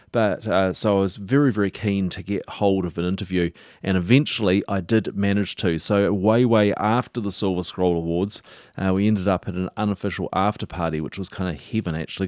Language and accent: English; Dunedin, Otago, New Zealand; I grew up in Dunedin, and but I was over the hill in Green Island